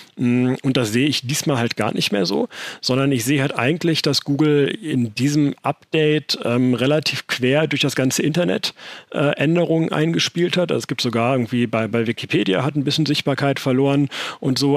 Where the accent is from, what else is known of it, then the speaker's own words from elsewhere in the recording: Germany; bei uns in Deutschland